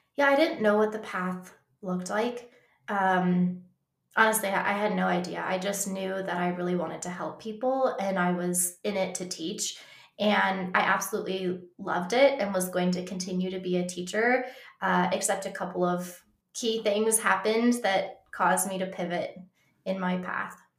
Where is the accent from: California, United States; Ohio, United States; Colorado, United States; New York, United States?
Colorado, United States; I grew up in Colorado